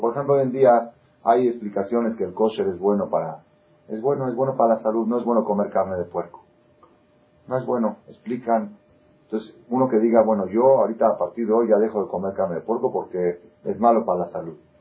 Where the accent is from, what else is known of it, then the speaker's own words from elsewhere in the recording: Argentina; also born or lived in Israel; now in Mexico; yo nací en Argentina, estudié 10 años en Israel y me casé con una mexicana